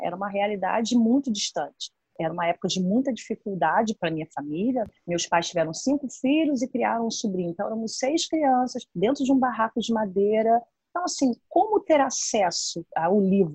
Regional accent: Brazil; na Boiticongonha, né, que é a favela onde eu fui criada

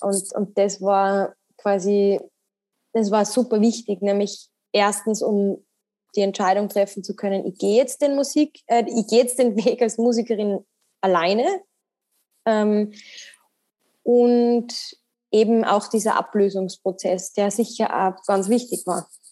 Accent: Salzburg, Austria; bin aus Salzburg

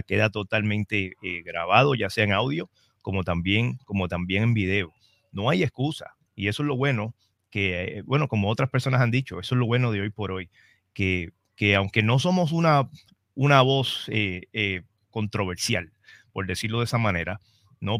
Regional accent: Trujillo Alto, Puerto Rico; vengo de Trujillo Alto

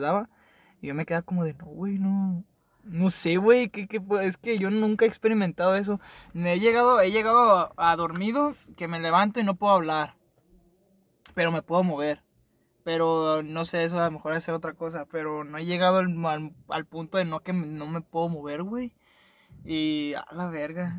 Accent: Nayarit, Mexico; moved away; Yo no soy de aquí, yo soy de Nayarit, en un rancho

